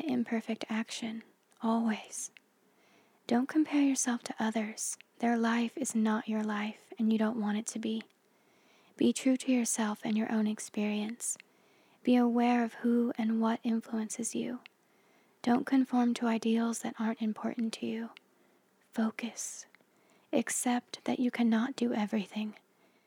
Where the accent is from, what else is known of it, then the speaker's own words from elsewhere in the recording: United States; I grew up in the Mojave Desert in a meth lab on the edge of nowhere